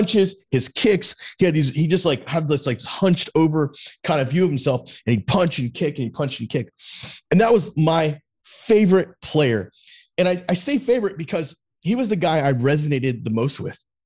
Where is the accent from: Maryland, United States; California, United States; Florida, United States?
Florida, United States; South; I grew up in South Florida where it's fucking 98 degrees all the time